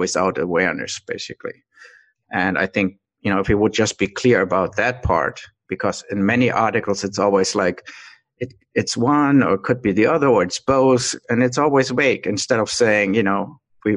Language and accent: English; Germany; moved away as an adult; now in United States; I grew up in Germany. I moved to the United States first time really when I was 30